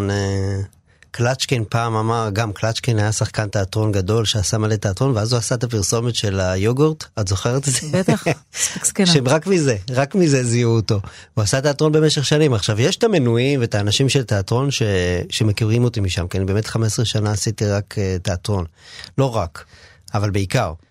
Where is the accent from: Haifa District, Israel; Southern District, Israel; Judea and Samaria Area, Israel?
Judea and Samaria Area, Israel; Ma'ale Adumim; אני גדלתי בבית שהוא היה בית אה, ימני, כאילו באופן כללי, לא, לא איזה אידיאולוגיה גדולה וזה, אבל זה היה זה היה הבונטון גם מסביב במעלה אדומים.